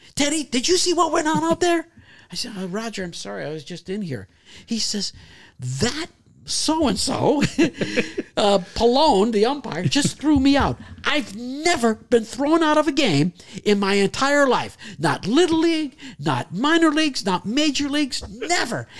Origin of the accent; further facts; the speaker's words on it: Canada; moved away; as a kid growing up in Canada, I played goalie in hockey